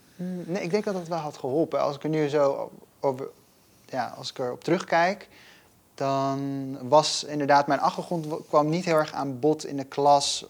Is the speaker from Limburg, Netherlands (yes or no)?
no; Gelderland, Netherlands; first language Dutch; ik ben opgegroeid in Gelderland, in een klein stadje.